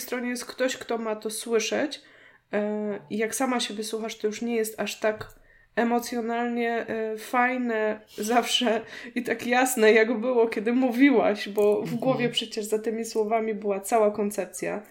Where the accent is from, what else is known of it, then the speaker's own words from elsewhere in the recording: Poznań, Greater Poland, Poland; u nas w Poznaniu